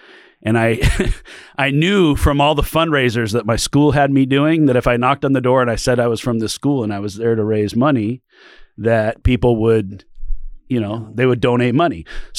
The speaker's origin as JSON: {"language": "English", "region": "California", "country": "United States", "tie": "born there", "also_born_or_lived": "Oregon, United States", "said": "I was born in California. My dad was a car dealer down there."}